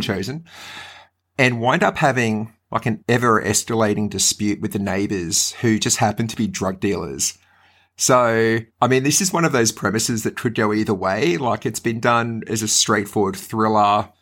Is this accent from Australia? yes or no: yes; Brisbane, Queensland, Australia; growing up in Brisbane